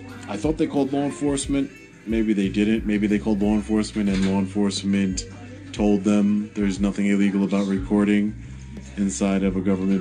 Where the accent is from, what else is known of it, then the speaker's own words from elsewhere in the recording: New York, United States; I'm from New York